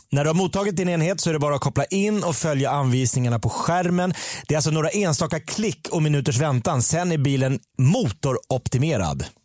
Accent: Sweden; Jag är svensk

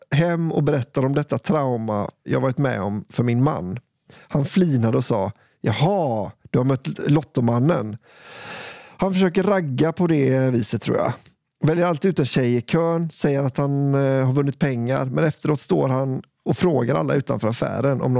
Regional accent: Gotland, Sweden; Nu gör min hjärna en vild koppling. Jag kommer från Gotland.

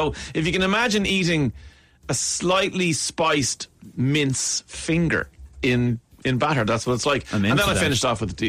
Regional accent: Ireland; I have to say, hi, yeah, no, great to meet you guys. I'm from Ireland.

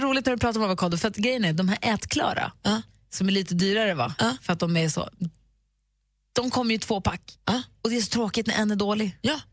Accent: Luleå, Norrbotten County, Sweden; moved away; i Luleå där jag växte upp

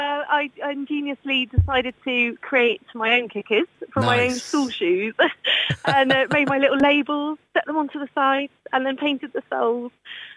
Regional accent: Cheltenham, South West England, United Kingdom; I'm from Cheltenham.

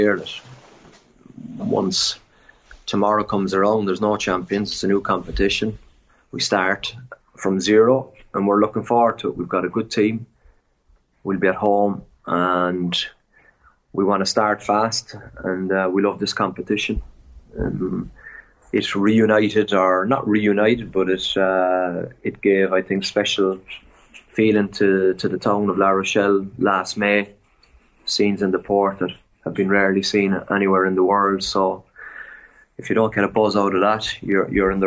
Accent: Cork, Munster, Ireland; moved away as an adult; now in France; I'm 100% a Colchi. Yeah. I'm from Cork

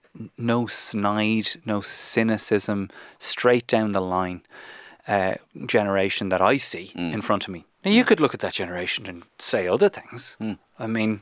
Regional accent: Ireland; moved away as an adult; also born or lived in London; Like, I'm the Irishman.

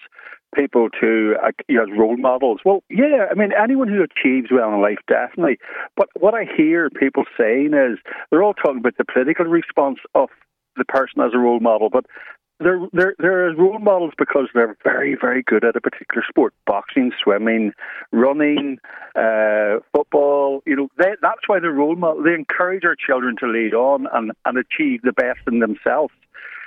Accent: Northern Ireland, United Kingdom; I come from Northern Ireland

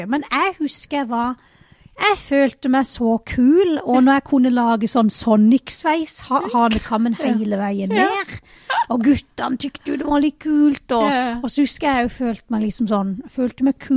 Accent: Vennesla, Agder, Norway; born or raised there

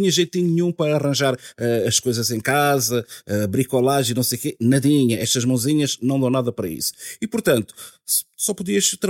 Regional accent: Guinea-Bissau; Eu sou da Guiné-Bissau.

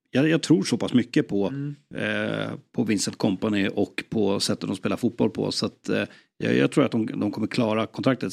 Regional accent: Sweden; jag som svensk

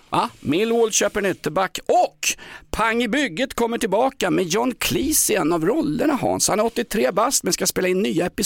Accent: Vancouver, British Columbia, Canada; now in Sweden; Jag kommer från Vancouver.

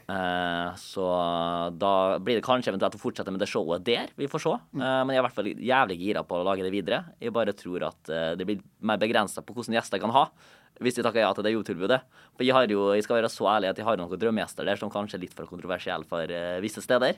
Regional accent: Molde, Møre og Romsdal, Norway; moved away; Jeg var hjemme i Molde og Eide

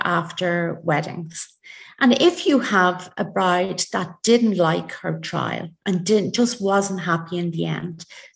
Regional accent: Ireland; we're very Irish

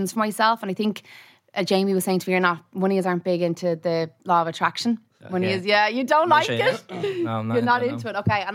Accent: Skerries, County Dublin, Ireland; I'm from Skerries, North County, Dublin

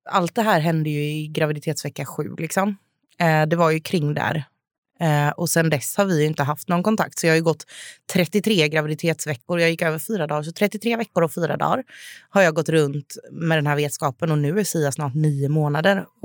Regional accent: Jönköping, Jönköping County, Sweden; now in Stockholm, Sweden; Eh, och jag bodde även hemma i Jönköping, hemma hos mamma och pappa.

